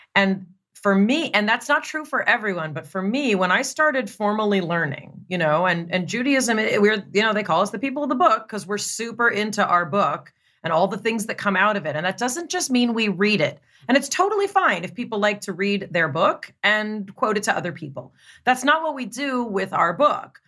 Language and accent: English; Los Angeles, California, United States; Growing up in Los Angeles